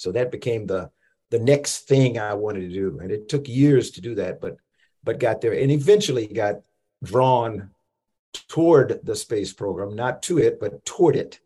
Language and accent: English; Columbia, South Carolina, United States; moved away as an adult; growing up in Columbia, South Carolina